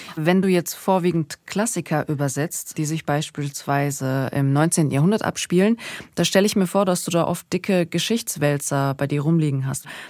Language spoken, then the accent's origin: German; Germany; first language German; Also ich habe ja türkische Wurzeln. Ich bin hier geboren und für mich ist Deutsch meine Muttersprache